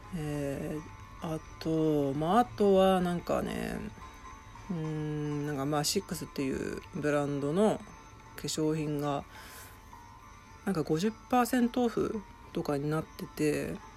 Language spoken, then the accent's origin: Japanese; Shizuoka, Japan; also born or lived in Tokyo; 私今静岡の実家の方に住んでてで東京にも部屋を借りてるんですけど